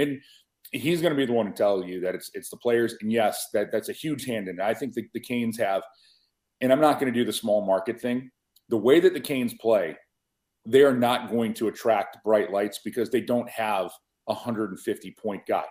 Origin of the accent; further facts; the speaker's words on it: Buffalo, New York, United States; The Natural, filmed in my hometown of Buffalo, New York